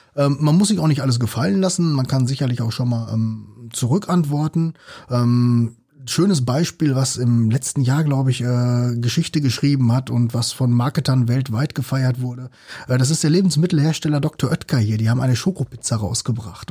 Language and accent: German; North Rhine-Westphalia, Germany; ich kenne das ja selbst so als Ostwestfale